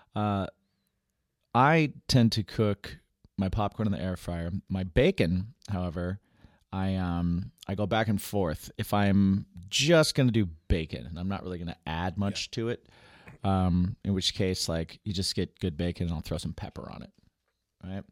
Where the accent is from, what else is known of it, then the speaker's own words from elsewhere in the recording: West Lafayette, Indiana, United States; moved away; also born or lived in New York; I grew up in Indiana, West Lafayette, Indiana